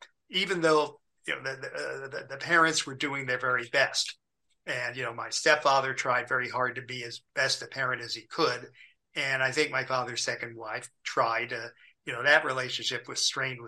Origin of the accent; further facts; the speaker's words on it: Beverly Hills, California, United States; also born or lived in New York; Beverly Hills where I lived.